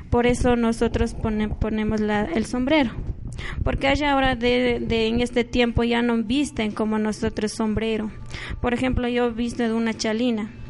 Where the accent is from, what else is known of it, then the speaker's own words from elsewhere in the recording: Pujilí, Cotopaxi, Ecuador; soy nacionalidad de, de Quichua, de la provincia de Cotopaxi, Canto Pujilí, parroquia Zumbawa.